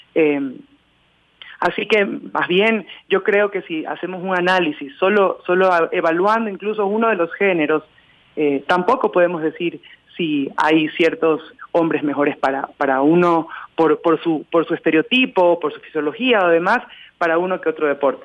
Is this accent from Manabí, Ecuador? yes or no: yes; Manabí, Ecuador; also born or lived in Quito; Primero representé a mi provincia, yo soy de Manabí